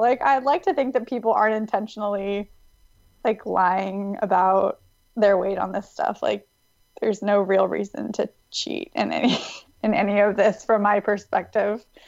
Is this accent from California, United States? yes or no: yes; Davis, California, United States; I'm from Davis, California, um, which is a small university town outside of Sacramento. And it's a really great, safe place to grow up